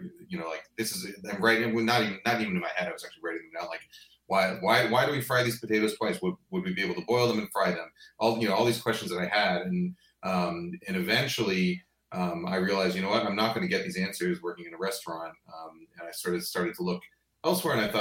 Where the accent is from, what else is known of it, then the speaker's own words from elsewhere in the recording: New York, United States; moved away as an adult; also born or lived in Boston; I grew up in New York. Went to school in Boston